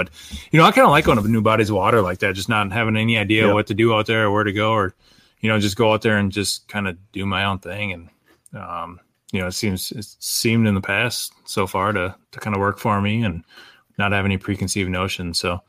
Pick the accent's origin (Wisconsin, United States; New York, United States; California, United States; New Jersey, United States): Wisconsin, United States; Rice Lake; also born or lived in Madison, Wisconsin; I grew up in Wisconsin. I was born and raised in Rice Lake, kind of northwest Wisconsin. Moved down to Madison